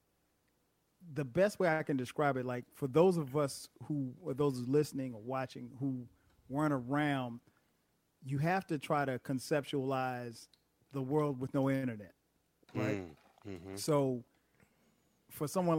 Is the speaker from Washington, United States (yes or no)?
no; South Carolina, United States; I was a kid growing up in South Carolina